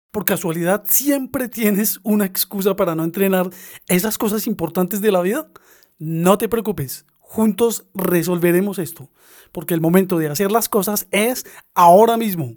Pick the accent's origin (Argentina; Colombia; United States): Colombia; moved away; mi país, Colombia